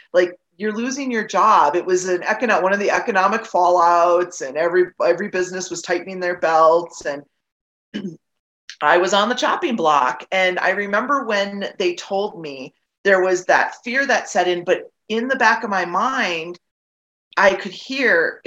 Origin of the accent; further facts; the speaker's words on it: Wisconsin, United States; moved away as an adult; now in Colorado, United States; I was born and raised in Wisconsin, not far from where your father lived, actually